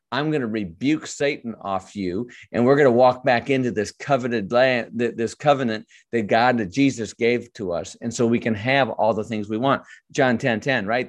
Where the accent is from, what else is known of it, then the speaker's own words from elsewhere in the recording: Michigan, United States; I was born in Michigan and raised there